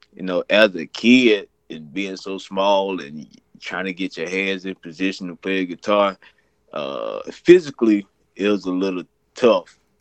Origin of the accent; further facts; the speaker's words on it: Frisco City, Alabama, United States; I'm from Frisco City, Alabama